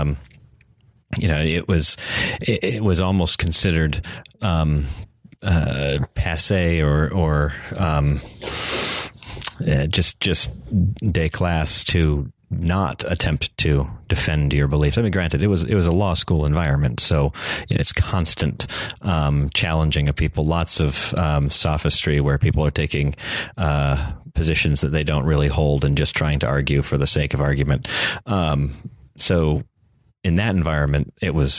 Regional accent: North Carolina, United States; I was from North Carolina

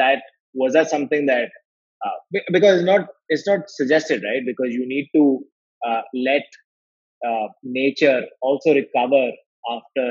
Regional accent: Chennai, Tamil Nadu, India; I'm from Chennai

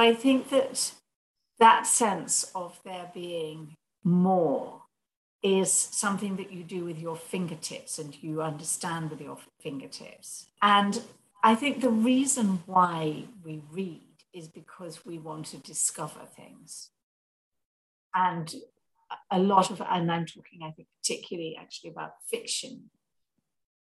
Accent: London, United Kingdom; I grew up around here in Chelsea

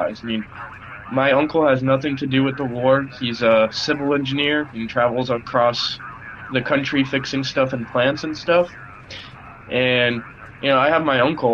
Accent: Florida, United States; first language Russian; also born or lived in Russia; I grew up in America. I consider myself an American. My parents moved me to Florida in 2000 to have a better life

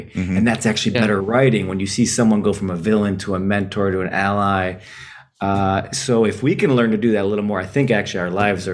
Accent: Detroit, Michigan, United States; I'm from Detroit, Michigan

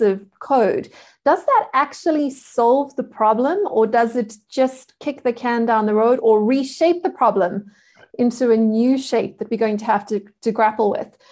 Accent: South Africa; I am a South African.

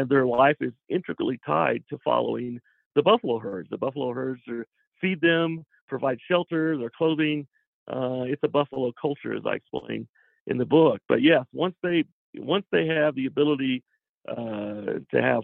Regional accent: Missouri, United States; I grew up in Missouri as a Southern Baptist

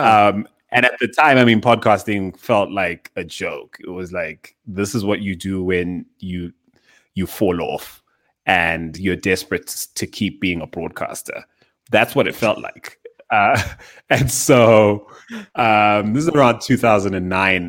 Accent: Zimbabwe; now in Johannesburg, South Africa; I was born in Zimbabwe in the southern, uh, part of Africa.

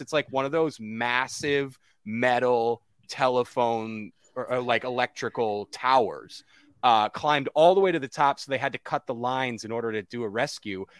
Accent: Connecticut, United States; moved away as an adult; now in Winston-Salem, United States; I'm from Connecticut, outside New York

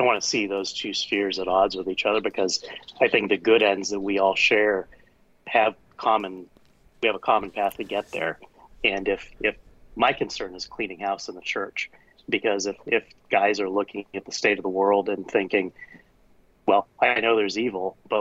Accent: United States; I'm American. Family's been here over 400 years.

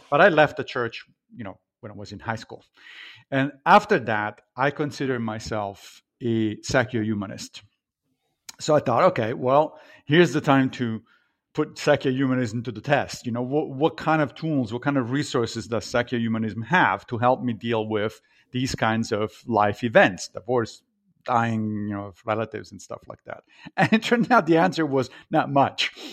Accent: Rome, Lazio, Italy; moved away as an adult; now in Brooklyn, New York, United States; I grew up in Italy, in Rome

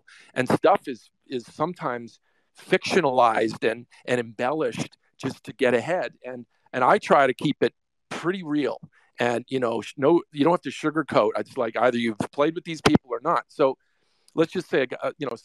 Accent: Winnipeg, Manitoba, Canada; moved away as an adult; also born or lived in Los Angeles, United States; now in United States; I'm from Winnipeg, Canada. Small city, a foreign country

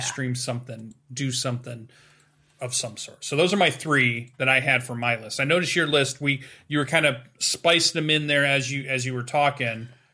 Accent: Western Michigan, United States; my hometown, which is a pretty small town, we have our own little gaming convention that sits at the top of Western Michigan University

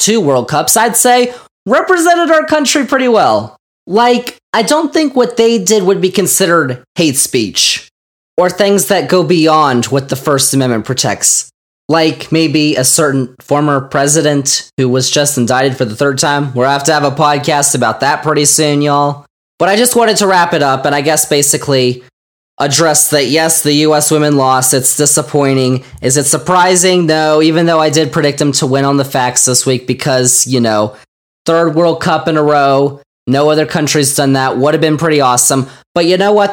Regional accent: United States; we as Americans

